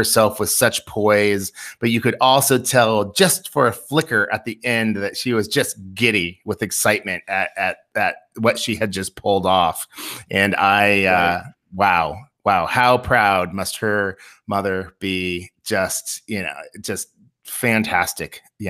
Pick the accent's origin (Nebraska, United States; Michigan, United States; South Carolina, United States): Nebraska, United States; Seward; Being a 90s kid, growing up in Seward, Nebraska, and doing a little line dancing myself